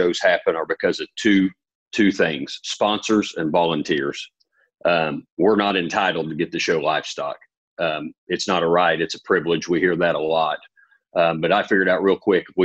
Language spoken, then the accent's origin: English; Oklahoma, United States; I grew up in Oklahoma